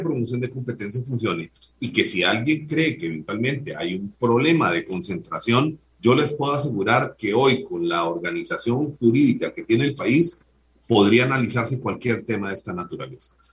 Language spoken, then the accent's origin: Spanish; Costa Rica; como costarricenses